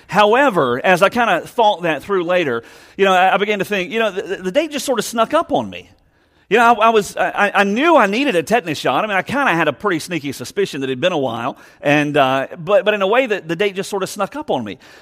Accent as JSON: {"language": "English", "town": "Savannah", "region": "Georgia", "country": "United States", "said": "I'm from Savannah"}